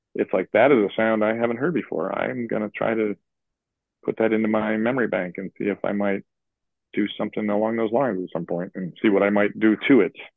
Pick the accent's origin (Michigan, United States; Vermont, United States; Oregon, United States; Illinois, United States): Illinois, United States; Chicago; I grew up in Chicago